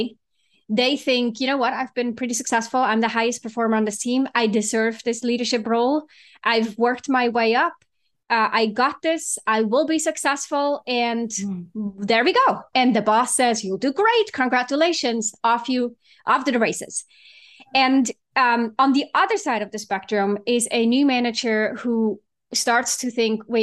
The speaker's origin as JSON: {"language": "English", "country": "Switzerland", "tie": "born or raised there", "moved": "as an adult", "lives_now": "San Francisco, United States", "said": "I was actually born and raised in Switzerland and moved out here in my late 20s."}